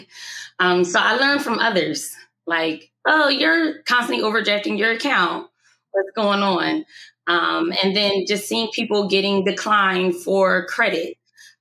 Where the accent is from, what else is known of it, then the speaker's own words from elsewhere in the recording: Camden, New Jersey, United States; I'm from Camden, New Jersey